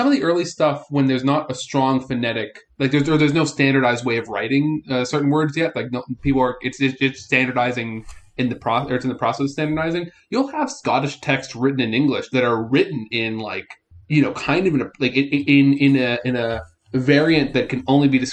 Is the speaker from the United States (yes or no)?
yes; United States; I'm an American